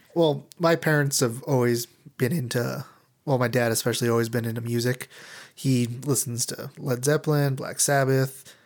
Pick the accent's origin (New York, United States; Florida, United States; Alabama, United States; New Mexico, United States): New Mexico, United States; Albuquerque; I'm from Albuquerque, New Mexico, born and raised